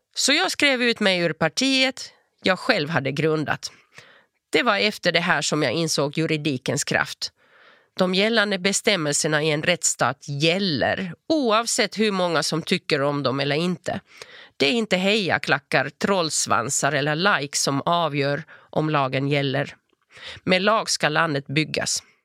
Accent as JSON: {"language": "Swedish", "town": "Turku", "region": "Southwest Finland", "country": "Finland", "tie": "born or raised there", "also_born_or_lived": "Espoo / Lund", "first_language": "Finnish", "second_language": "Swedish", "moved": "as an adult", "lives_now": "Malmö, Sweden", "said": "Jag föddes i Esbo och växte upp i Åbo av finska föräldrar med hemspråket finska"}